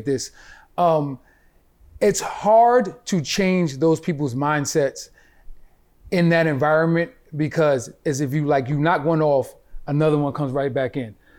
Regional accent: New York City, New York, United States; growing up in Clinton Hills, right, which is sort of like a middle class like neighborhood

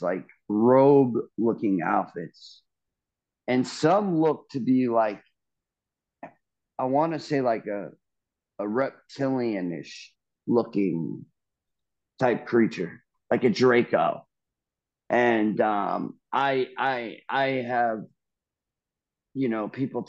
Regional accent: Long Island, New York, United States; also born or lived in Largo, Florida; now in Midwest, United States; Growing up on Long Island

